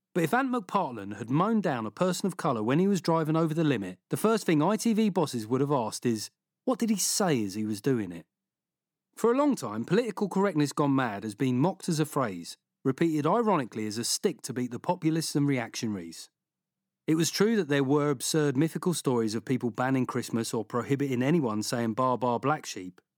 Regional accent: London, United Kingdom; When I was growing up in South London

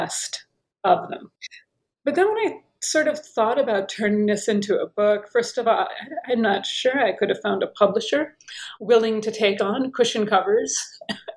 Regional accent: United States; moved away as an adult; also born or lived in Paris / Tunisia / Turkey / Oxford; I'm American. Perhaps you can tell by my accent.

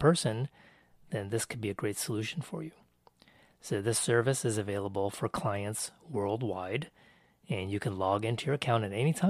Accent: United States; I am Taiwanese American.

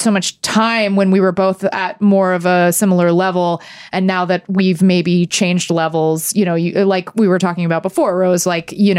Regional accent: Texas, United States; moved away; I grew up in Texas

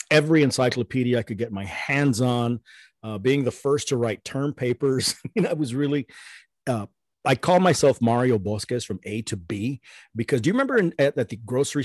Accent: Alice, Texas, United States; now in New York City, United States; my Aunt Elia, who I grew up with in Alice, Texas

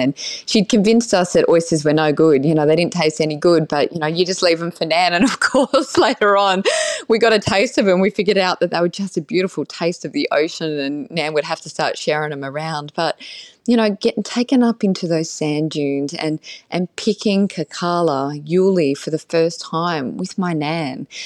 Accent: Australia; our country when we first were colonized

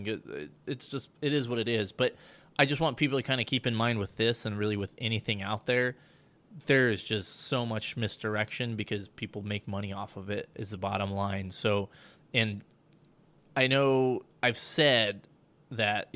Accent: Colorado, United States; moved away; my home state of Colorado

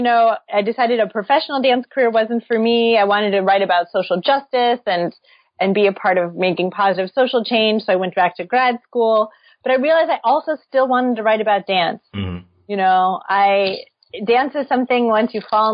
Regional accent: St. Louis, Missouri, United States; So I grew up in St. Louis.

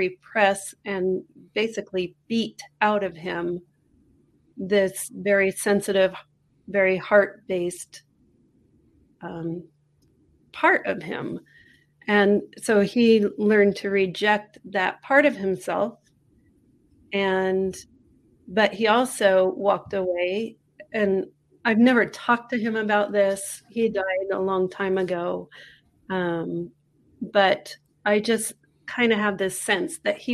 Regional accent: San Francisco, California, United States; also born or lived in England; now in Taos, United States; I'm originally from Northern California.

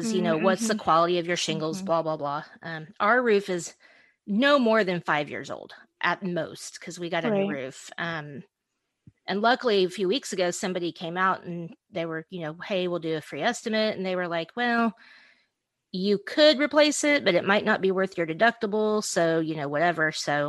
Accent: Oklahoma, United States; We grew up in Oklahoma.

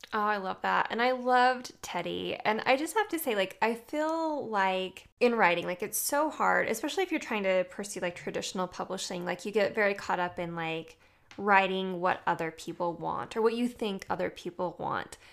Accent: Utah, United States; I'm from Utah.

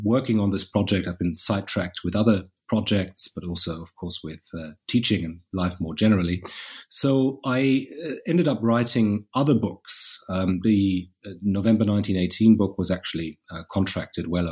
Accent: Berlin, Germany; I grew up in Berlin

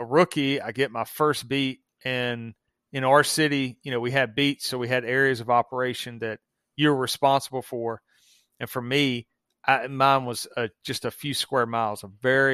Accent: the South, United States; accent: Southern; obviously you can hear my accent. I'm in the South

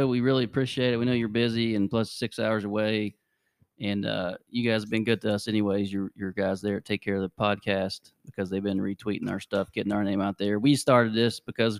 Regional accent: Poca, West Virginia, United States; So anyways, we're all from Polka. There's four of us. We're from Polka. We're kind of spread out now. One guy's still in Polka. He never would leave. but we're like between Charleston and Huntington. We don't like to say we're from Huntington.

